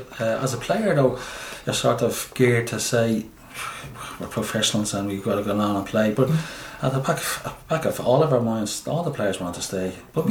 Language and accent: English; Ireland; born or raised there